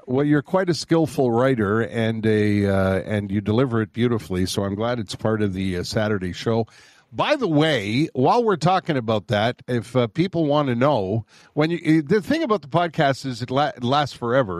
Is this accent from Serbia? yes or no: no; Montreal, Quebec, Canada; moved away as an adult; also born or lived in Winnipeg / Calgary / Fraser Valley, British Columbia; now in British Columbia, Canada; I'm born and raised in Montreal